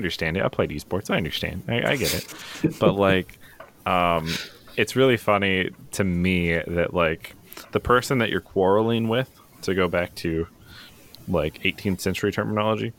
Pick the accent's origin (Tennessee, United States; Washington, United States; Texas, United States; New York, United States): Washington, United States; southeastern; now in Pennsylvania, United States; I grew up in southeastern Washington